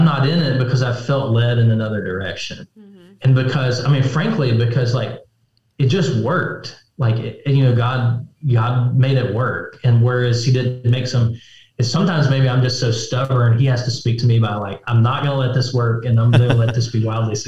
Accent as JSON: {"language": "English", "country": "United States", "said": "But as Americans, as American right. Christians, we are."}